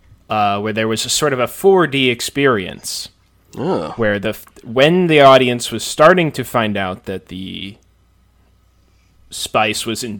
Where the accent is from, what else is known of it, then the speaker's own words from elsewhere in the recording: Montana, United States; I'm from Montana, so...